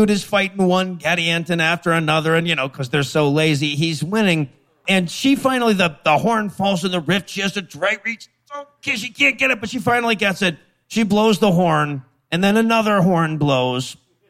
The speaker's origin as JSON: {"language": "English", "town": "Leeds", "region": "Yorkshire and the Humber", "country": "United Kingdom", "tie": "born or raised there", "said": "I'm growing up in Leeds."}